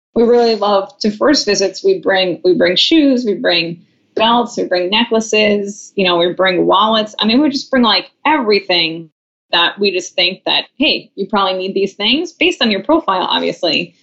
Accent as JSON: {"language": "English", "area": "Long Island", "region": "New York", "country": "United States", "moved": "yes", "lives_now": "San Francisco, United States", "said": "I'm from Long Island"}